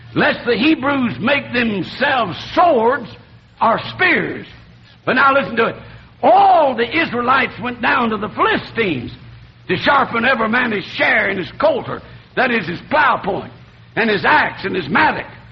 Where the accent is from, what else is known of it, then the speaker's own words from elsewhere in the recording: North Alabama, United States; accent: southern; moved away as an adult; also born or lived in New Orleans, Louisiana / Tennessee / Ohio; now in Michigan, United States; I was born in New Orleans, Louisiana, raised in North Alabama